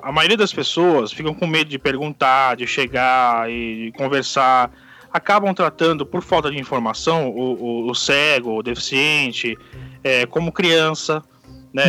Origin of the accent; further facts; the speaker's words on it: São Paulo, Brazil; sou de São Paulo, São Paulo Capitólio